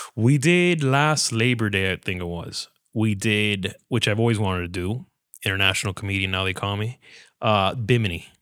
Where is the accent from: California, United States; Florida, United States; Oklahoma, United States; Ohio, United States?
Florida, United States; Hialeah; Born and raised in Hialeah, Florida